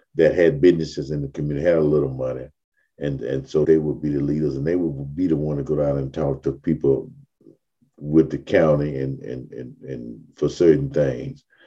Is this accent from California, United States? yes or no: no; Mobile, Alabama, United States; I was born in 1950 in Africatown itself.